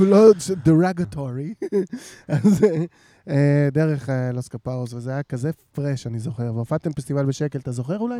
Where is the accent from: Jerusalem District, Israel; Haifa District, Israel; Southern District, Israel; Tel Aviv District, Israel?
Jerusalem District, Israel; Jerusalem; אני בתור ירושלמי